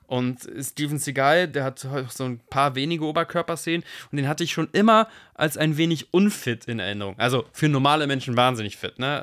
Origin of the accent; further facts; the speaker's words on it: Germany; ich bin Deutscher